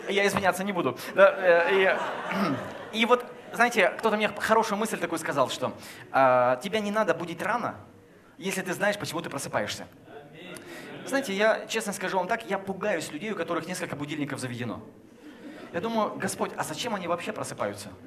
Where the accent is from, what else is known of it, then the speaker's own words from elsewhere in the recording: Chelyabinsk, Chelyabinsk Oblast, Russia; знаешь, мы э, из Челябинска, там у нас, в принципе, минус 10 лет сразу же, да, при рождении.